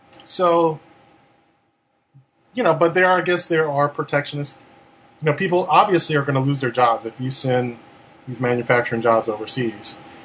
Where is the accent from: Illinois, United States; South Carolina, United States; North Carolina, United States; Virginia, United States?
Illinois, United States; Chicago; moved away; I'm originally from Chicago